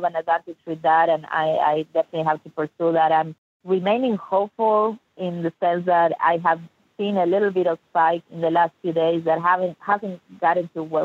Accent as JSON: {"language": "English", "country": "Argentina", "moved": "yes", "lives_now": "Dallas, United States", "said": "I'm from Argentina originally, from Latin America."}